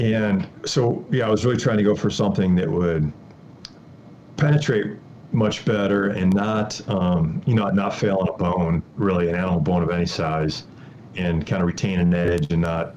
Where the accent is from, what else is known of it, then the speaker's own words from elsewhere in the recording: Wisconsin, United States; moved away as an adult; now in Colorado, United States; I actually grew up in Wisconsin.